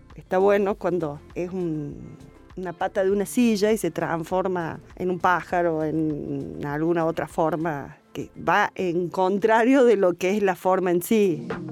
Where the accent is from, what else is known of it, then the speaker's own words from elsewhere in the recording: Río Segundo, Córdoba, Argentina; de mi pueblo, desde Río Segundo